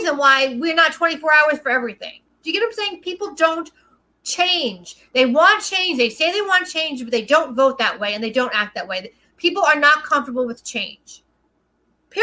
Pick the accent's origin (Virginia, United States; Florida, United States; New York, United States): New York, United States; New York City; I'm a New Yorker, it's in my blood. I've traveled the country. I've been blessed to be able to work in almost every state of the union, but New York is my home. It's my blood. I'm a Brooklyn girl through and through